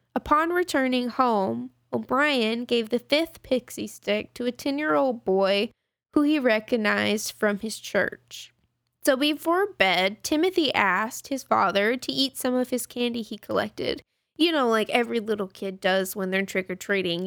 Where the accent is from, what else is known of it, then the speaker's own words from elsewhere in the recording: Texas, United States; we're from Texas